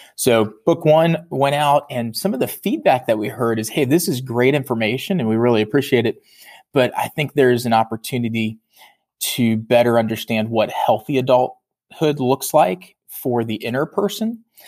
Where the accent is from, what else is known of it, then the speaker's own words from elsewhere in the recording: Virginia, United States; I'm originally from Virginia